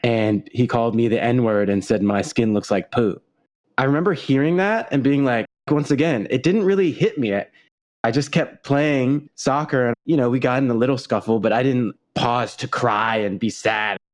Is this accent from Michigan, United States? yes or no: no; Los Angeles, California, United States; my mom and my grandma my uncles and my cousins we all grew up in la together